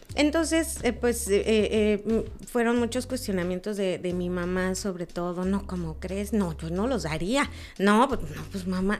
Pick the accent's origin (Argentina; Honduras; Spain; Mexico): Mexico; Mexico City; now in Cancún, Mexico; yo soy de México